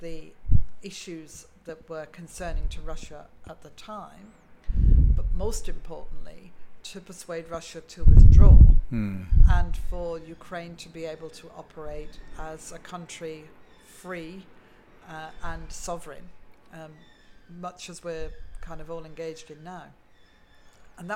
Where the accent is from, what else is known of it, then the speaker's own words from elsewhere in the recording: United Kingdom; being a Brit